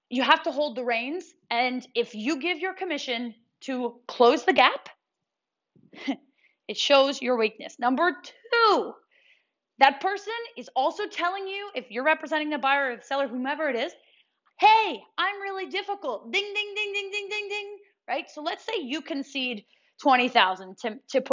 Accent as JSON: {"language": "English", "region": "New York", "country": "United States", "said": "I'm from New York"}